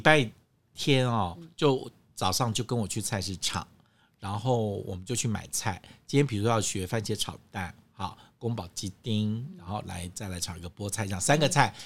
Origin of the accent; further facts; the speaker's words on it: Guangdong, China; 那是我们广东人的蒸法